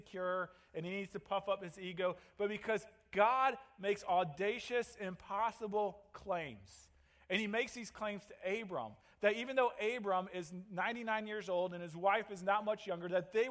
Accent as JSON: {"language": "English", "town": "St. Louis", "region": "Missouri", "country": "United States", "tie": "born or raised there", "moved": "as an adult", "lives_now": "Green Bay, United States", "said": "I grew up in St. Louis"}